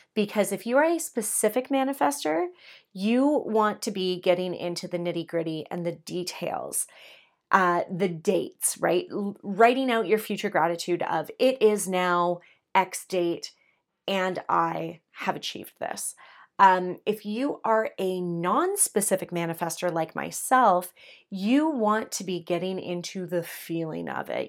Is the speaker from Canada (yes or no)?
yes; Canada; I'm Canadian